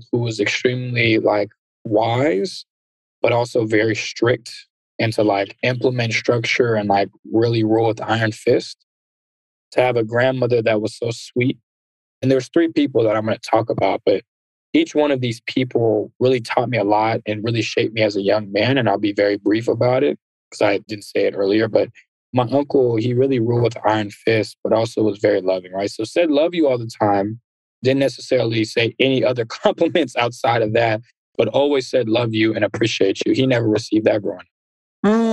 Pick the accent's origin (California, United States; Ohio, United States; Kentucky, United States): California, United States; San Ramon; also born or lived in Antioch, California / Berkeley, California; I grew up in Antioch for half my life, and then I grew up in San Ramon